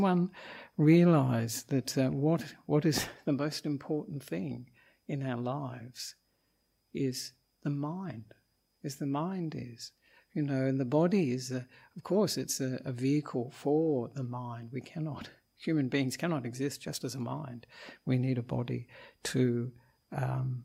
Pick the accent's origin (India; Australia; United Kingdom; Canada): Australia; moved away as an adult; also born or lived in Sri Lanka; I'm an Australian monk